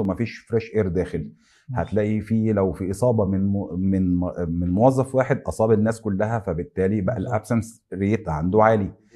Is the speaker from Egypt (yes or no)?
yes; Egypt; عندنا في مصر